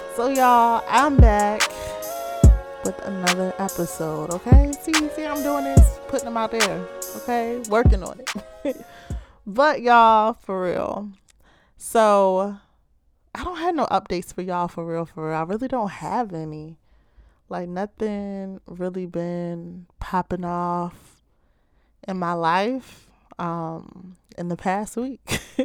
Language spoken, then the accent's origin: English; Baltimore, Maryland, United States